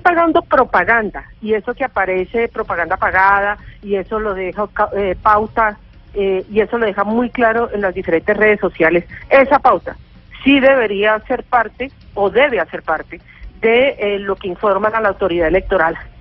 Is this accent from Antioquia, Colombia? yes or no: no; Cali, Valle del Cauca, Colombia; also born or lived in Bogotá; yo soy caleña